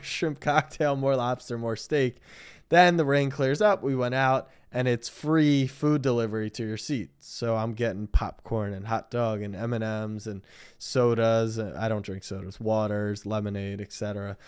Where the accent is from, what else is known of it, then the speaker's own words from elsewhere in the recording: Maryland, United States; I grew up in Maryland